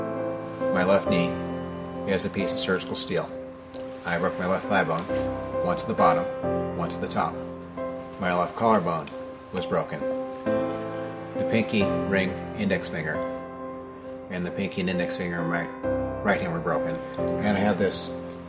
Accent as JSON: {"language": "English", "town": "Des Moines", "region": "Iowa", "country": "United States", "tie": "born or raised there", "said": "in my youth, I grew up in Des Moines"}